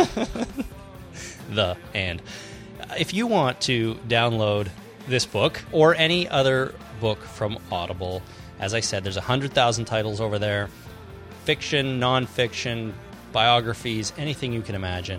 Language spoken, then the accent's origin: English; Canada; being Canadian